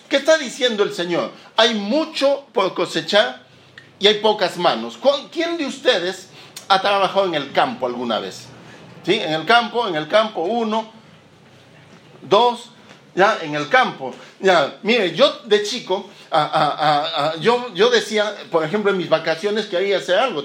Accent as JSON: {"language": "Spanish", "region": "Lima", "country": "Peru", "tie": "born or raised there", "moved": "as an adult", "lives_now": "Chile", "said": "yo nací en Lima, en Perú, en el año 1975"}